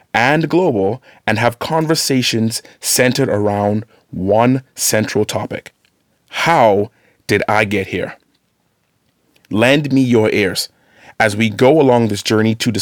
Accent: Bahamas; moved away as an adult; now in Wooster, Ohio, United States; growing up in the Bahamas

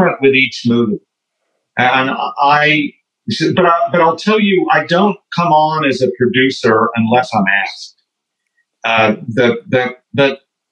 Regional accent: Oklahoma, United States; I grew up in Oklahoma

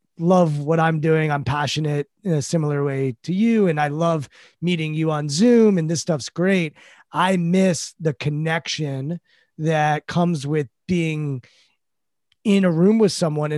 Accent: United States; we're American

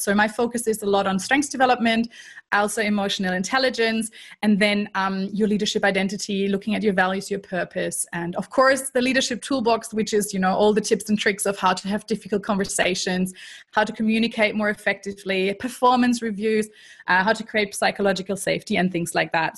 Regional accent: Germany; accent: German; English is a second language; moved away as an adult; also born or lived in Canada / United States; now in Melbourne, Australia; I am actually German originally, so people might be able to tell from the accent that is still somewhere there. Um, and I grew up in Germany

